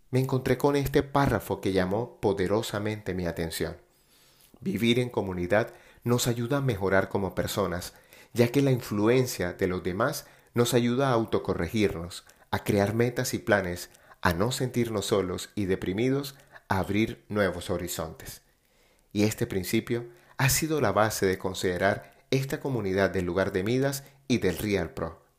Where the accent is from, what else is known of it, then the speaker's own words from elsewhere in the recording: Colombia; born there; en muchos lugares de Latinoamérica, en especial Colombia, mi país natal.